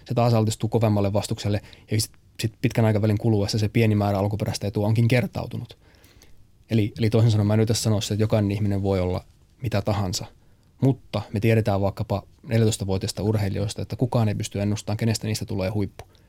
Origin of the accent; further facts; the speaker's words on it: Pieksämäki, South Savo, Finland; moved away; also born or lived in United States; mä oon siis Pieksämäeltä lähtöisin